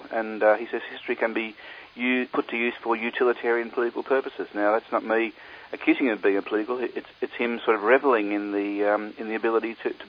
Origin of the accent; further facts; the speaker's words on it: Australia; us, people who are born and bred in Australia